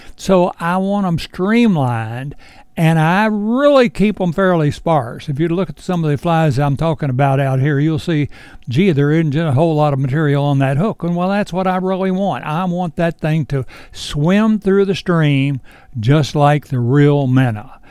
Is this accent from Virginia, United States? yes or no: yes; Edinburg, Virginia, United States; I was born and raised right here in Edinburgh, and I'm only a mile from the Shenandoah River